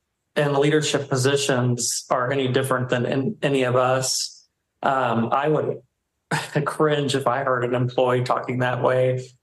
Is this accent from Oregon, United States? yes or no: no; Texas, United States; I was born and raised in Texas.